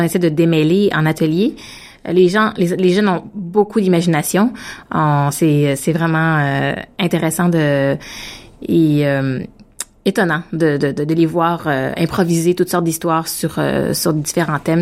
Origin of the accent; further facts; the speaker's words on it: Victoriaville, Quebec, Canada; now in Ottawa, Canada; En fait, j'habite à Ottawa, mais je suis née à Victoriaville, une petite ville qui est située entre euh, entre Québec et Montréal au Québec.